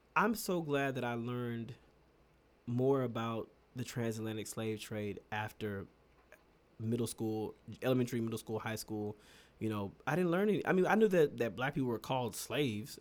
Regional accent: United States; I'm gonna say this as an American

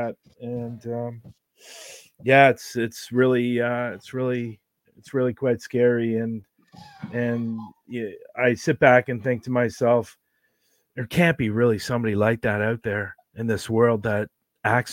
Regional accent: Oakville, Ontario, Canada; when I was growing up in Oakville, as a child

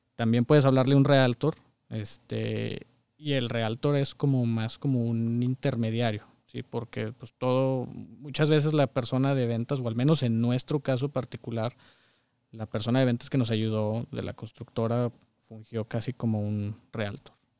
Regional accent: Saltillo, Coahuila, Mexico; moved away as an adult; now in Michigan, United States; Toda mi vida, hasta hace unos años viví en Saltillo

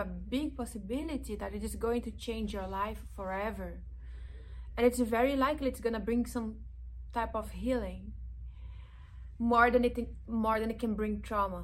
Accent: Brazilian Amazon, Brazil; now in Los Angeles, United States; I am originally from the Brazilian Amazon

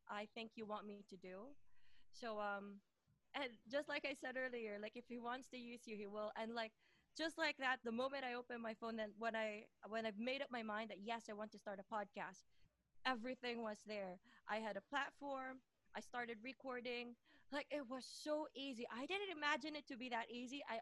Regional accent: Philippines; moved away as an adult; also born or lived in Doha, Qatar; now in United Kingdom; Well, I'm originally from the Philippines.

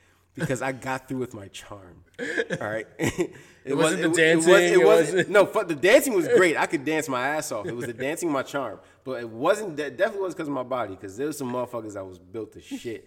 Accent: New Jersey, United States; I am from Jersey. I grew up with Jersey Club

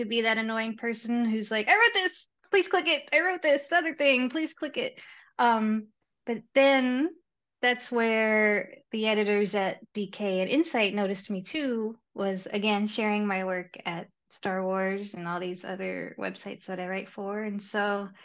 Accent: Texas, United States; moved away as an adult; also born or lived in Seattle area; now in Seattle, United States; I'm from Texas originally

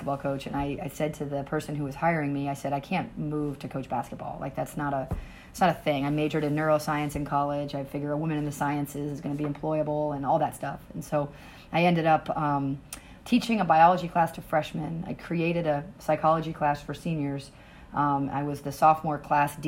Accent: New Hampshire, United States; I'm from New Hampshire

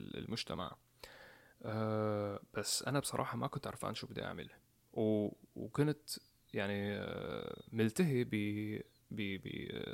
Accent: Homs, Homs Governorate, Syria; moved away as an adult; now in United States; بمدينة حمص مدينتي الصغيرة

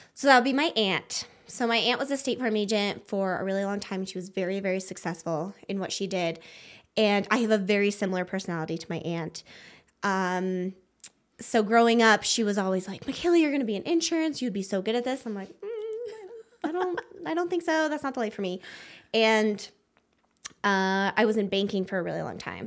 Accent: Wyoming, United States; moved away as an adult; now in Prescott, United States; I grew up in Wyoming

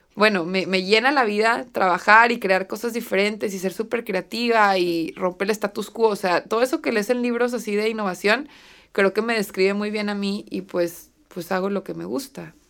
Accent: Torreón, Coahuila, Mexico; en ciudades como Torreón, que es de donde yo soy

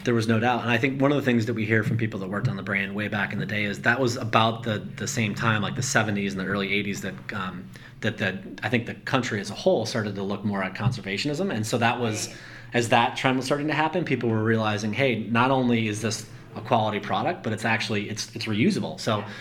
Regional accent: Colorado, United States; I grew up in Colorado

